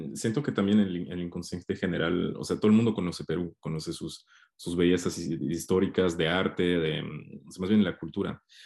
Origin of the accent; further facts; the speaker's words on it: Mexico; yo soy mexicano